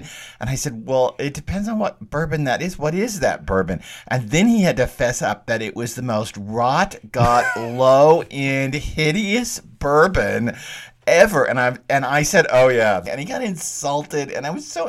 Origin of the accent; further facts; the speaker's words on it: the South, United States; I am from the South